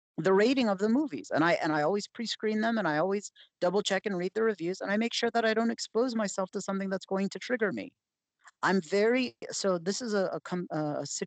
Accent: Maryland, United States; I grew up in Maryland. That's where I was raised.

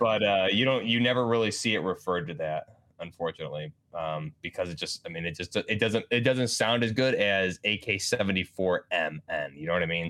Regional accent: New York, United States; I'm just from New York

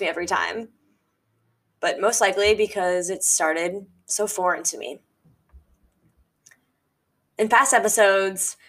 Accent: Midwest, United States; growing up in the Midwest

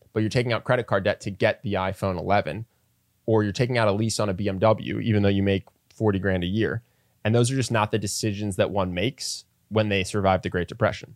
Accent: United States; as an American, especially if you're around my age

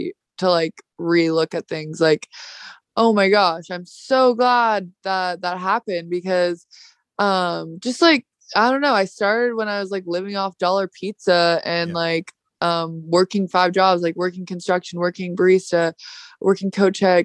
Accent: California, United States; accent: stoner Valley girl; moved away as an adult; also born or lived in New York; I'm from California, if you couldn't tell by my stoner Valley girl accent.

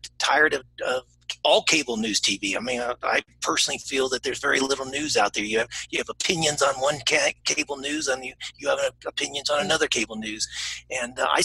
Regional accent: United States; first language English; moved away as an adult; also born or lived in Asia / Australia; I'm an American. I only speak one language.

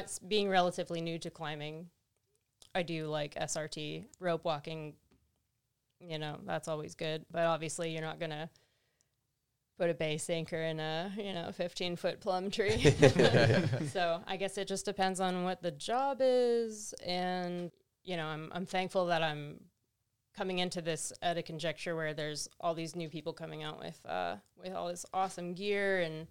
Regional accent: Central Florida, United States; now in Eugene, United States; I'm from Florida, like Central Florida too

